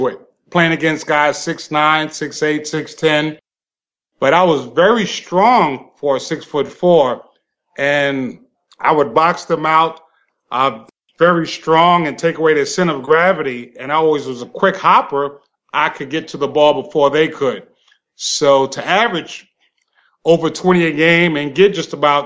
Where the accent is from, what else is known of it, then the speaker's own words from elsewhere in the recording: New York City, New York, United States; I was raised in Brooklyn, New York, and I was raised in the section called Bedford-Stuyvesant